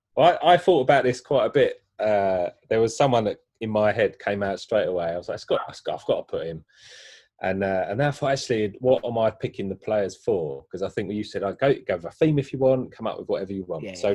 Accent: London, United Kingdom; I grew up in East Ham

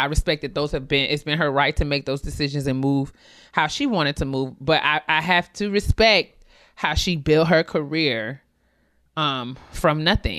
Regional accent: New York, United States; we grew up in New York.

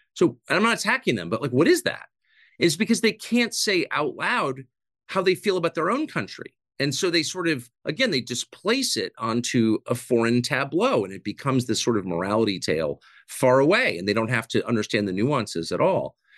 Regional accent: United States; the country that I grew up

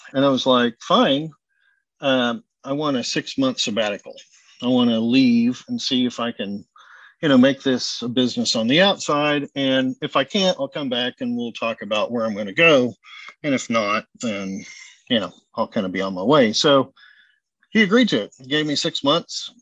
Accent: Oklahoma, United States; now in Houston, United States; when I grew up in Oklahoma, my grandmother was a pastry chef

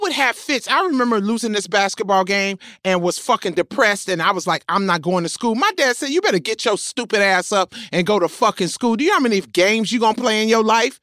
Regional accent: Memphis, Tennessee, United States; moved away; I'm from Memphis

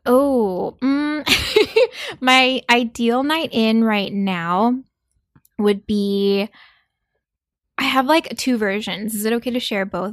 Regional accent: South Korea; moved away; also born or lived in New York; I grew up in South Korea, um, as a child

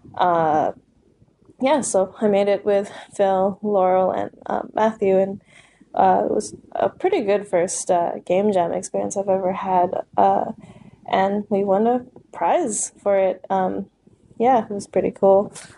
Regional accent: Vancouver, British Columbia, Canada; I'm from Vancouver.

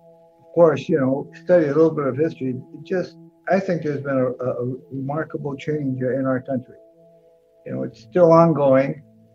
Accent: Santa Maria, California, United States; also born or lived in Los Angeles, California; I was born in Santa Maria, California. My father, who was an immigrant from Japan, my mother was also an immigrant from Japan.

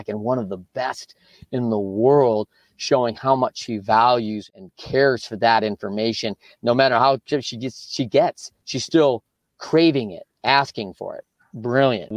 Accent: Michigan, United States; my life growing up in Michigan

